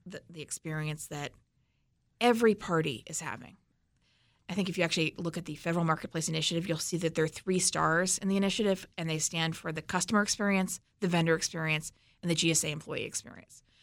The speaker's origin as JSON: {"language": "English", "region": "Missouri", "country": "United States", "said": "I'm from Missouri"}